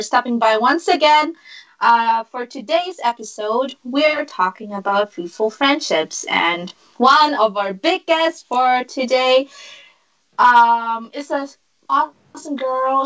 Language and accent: English; Vienna, Austria; living and born and raised in Vienna, Austria.